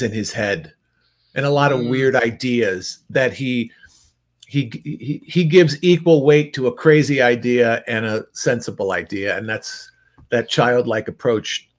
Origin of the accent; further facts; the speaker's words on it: outside Chicago, Illinois, United States; I grew up outside Chicago